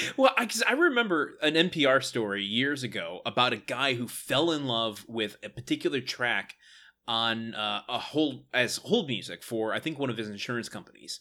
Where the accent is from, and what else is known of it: Detroit area, Michigan, United States; born or raised there